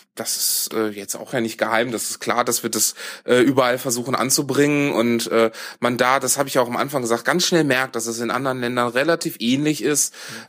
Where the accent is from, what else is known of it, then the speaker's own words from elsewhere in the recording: Düsseldorf, North Rhine-Westphalia, Germany; ich komme ursprünglich aus Düsseldorf